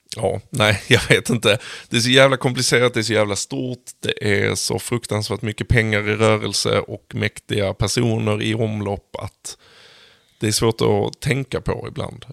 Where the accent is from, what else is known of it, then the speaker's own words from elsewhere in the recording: Sweden; som svensk